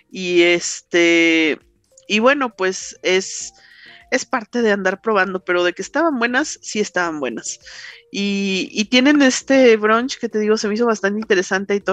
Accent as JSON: {"language": "Spanish", "region": "Mexico City", "country": "Mexico", "said": "los que somos acá chilangos no, no siempre conocemos"}